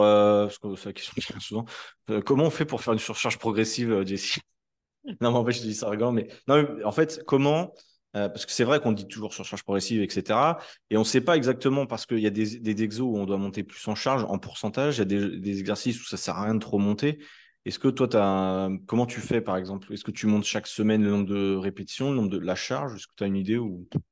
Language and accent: French; France; Nous, en tant que Français